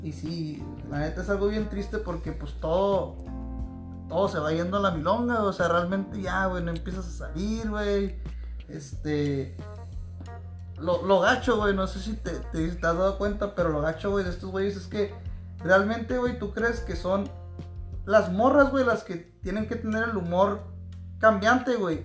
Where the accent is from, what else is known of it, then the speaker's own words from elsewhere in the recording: Tijuana, Baja California, Mexico; soy nacido en Tijuana, registrado aquí